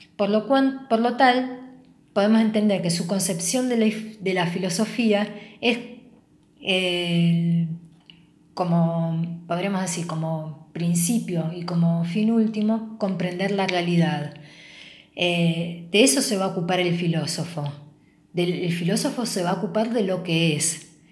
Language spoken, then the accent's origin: Spanish; Rosario, Santa Fe, Argentina; nos pensamos como latinoamericanos, como argentinos y como rosarinos.